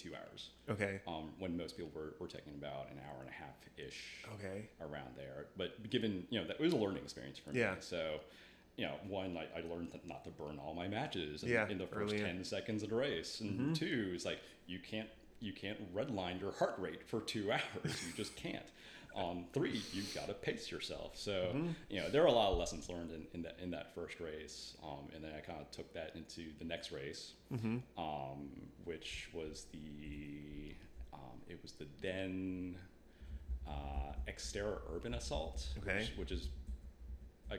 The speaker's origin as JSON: {"language": "English", "region": "Northern Virginia", "country": "United States", "said": "I'm from Northern Virginia"}